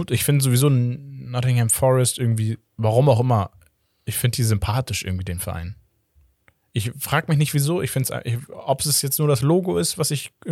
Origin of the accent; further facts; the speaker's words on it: Brazil; German is a second language; now in Portugal; Als Brasilianer in Portugal sowieso, wir kennen diese, diese Spieler aus, aus den